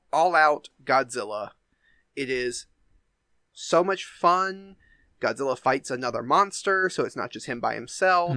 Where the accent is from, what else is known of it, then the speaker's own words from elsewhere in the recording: the South, Southern United States, United States; accent: Southern; I don't think I have a super strong Southern accent, but every once in a while, certain words, you know, will come through